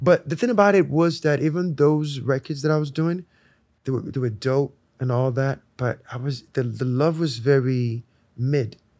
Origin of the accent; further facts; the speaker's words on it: Lagos, Nigeria; moved away; I was born in Lagos.